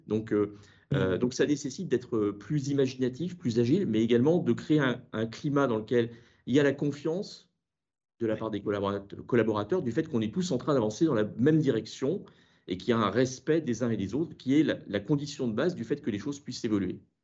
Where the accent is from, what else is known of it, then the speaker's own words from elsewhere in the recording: Brittany, France; en tant que breton